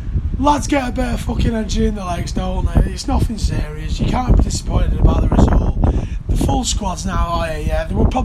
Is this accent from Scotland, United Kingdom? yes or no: no; Salford, North West England, United Kingdom